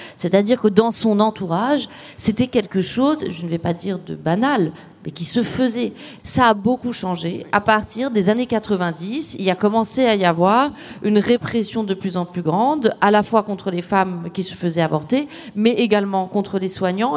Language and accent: French; Rabat, Rabat-Salé-Kénitra, Morocco; J'ai grandi euh, à Rabat